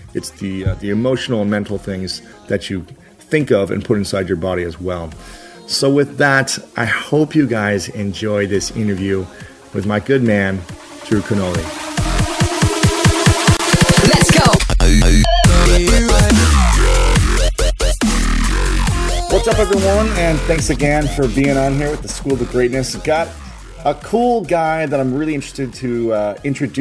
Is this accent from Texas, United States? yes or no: no; Ohio, United States; I'm a Buckeye fan. I'm from Ohio.